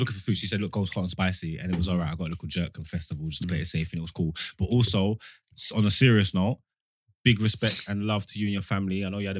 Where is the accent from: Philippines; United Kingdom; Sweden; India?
United Kingdom; Nottingham, East Midlands; I've been traveling all day because I come from Nottingham. Big up the Nottingham crew. Oh, there's bare black people in Nottingham, you know?